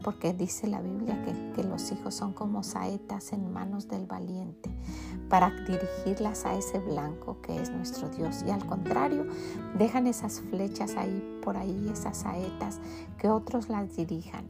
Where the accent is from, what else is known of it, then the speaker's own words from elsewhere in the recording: Mexico; en mi país, que es México